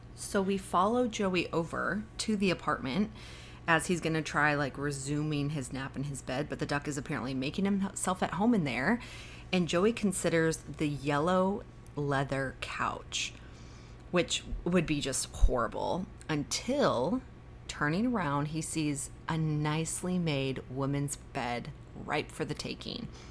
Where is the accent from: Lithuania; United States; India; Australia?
United States; Arizona; also born or lived in Michigan; now in Nashville, United States; I grew up in Arizona